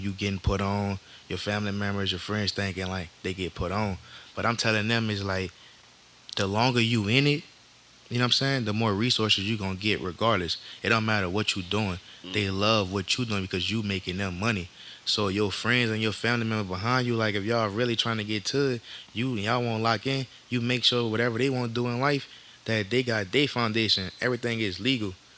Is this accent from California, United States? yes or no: no; Harvey, Louisiana, United States; also born or lived in New Orleans; I'm from Old Harvey